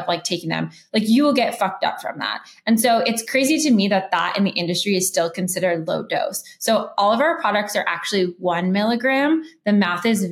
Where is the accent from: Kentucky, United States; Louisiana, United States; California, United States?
California, United States; Los Angeles; I grew up in Los Angeles